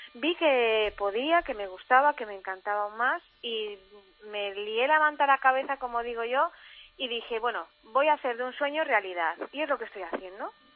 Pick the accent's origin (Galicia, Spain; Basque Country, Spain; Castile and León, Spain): Galicia, Spain; soy gallega aunque esté por todo el mundo